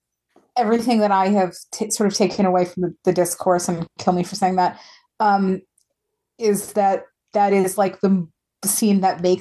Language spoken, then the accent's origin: English; United States; We're American.